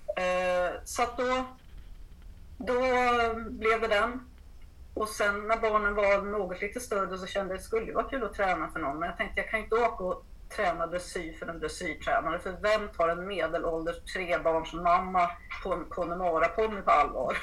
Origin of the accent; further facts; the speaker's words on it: Uppsala, Uppsala County, Sweden; moved away as an adult; now in Blekinge, Sweden; kommer från Uppsala ursprungligen men har bott i Blekinge i eh, ja, 35